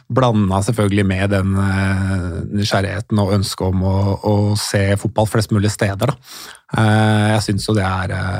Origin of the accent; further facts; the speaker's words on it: Norway; also born or lived in England; jeg som nordmann